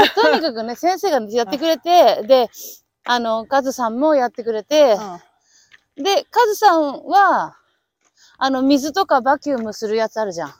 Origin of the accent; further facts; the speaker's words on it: Aichi, Japan; now in Arizona, United States; 私も愛知 出身です